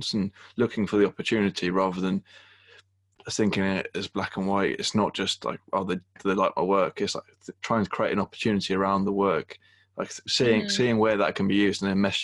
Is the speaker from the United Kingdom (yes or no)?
yes; England, United Kingdom; being English